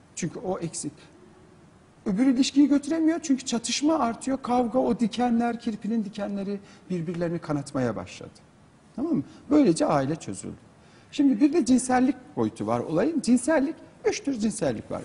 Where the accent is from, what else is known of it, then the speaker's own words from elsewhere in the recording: Turkey; benim doğduğum yerlere, Kars'a gidin, Artvin'e gidin, Trabzon'a gidin